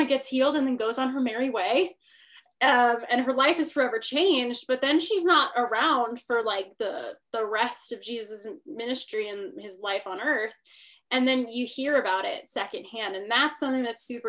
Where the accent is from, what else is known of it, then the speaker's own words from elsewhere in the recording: Northern California, United States; also born or lived in Arizona; I'm from Northern California, to the people listening. So that's where all my family is. I live there now